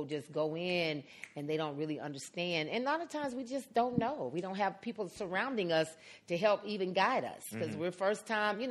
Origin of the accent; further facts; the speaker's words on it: Atlanta, Georgia, United States; I'm from Atlanta. I'm from Adamsville, which is right there by Bankhead, Martin Luther King.